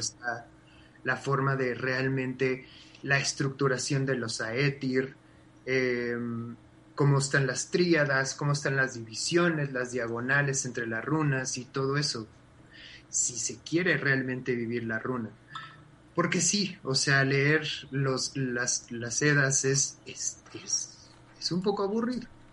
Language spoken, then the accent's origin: Spanish; Mexico; tenemos como mexicanos